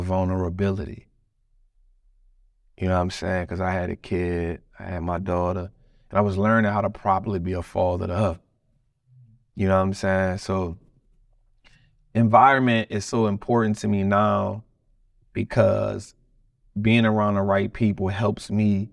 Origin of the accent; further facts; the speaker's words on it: United States; being a black man growing up in America